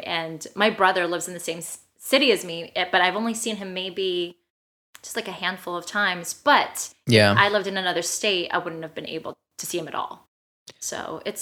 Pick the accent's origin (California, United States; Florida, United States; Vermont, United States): California, United States; also born or lived in Missouri; I'm originally from California